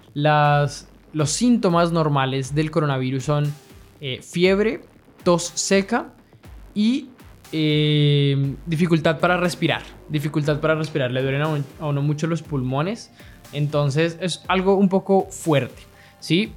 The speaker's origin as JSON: {"language": "Spanish", "country": "Colombia", "moved": "yes", "lives_now": "Chile", "said": "Yo estoy viviendo en Chile, soy colombiano pero vivo en Chile"}